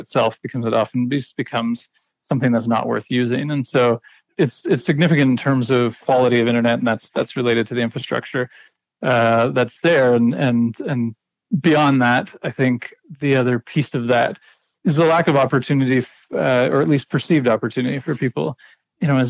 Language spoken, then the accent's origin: English; Ontario, Canada; moved away as an adult; now in Pangnirtung, Canada; the experiences I had growing up in Ontario